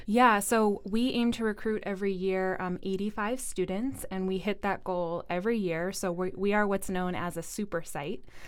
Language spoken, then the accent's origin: English; New England, United States; I'm not originally from Rhode Island, but I am a New Englander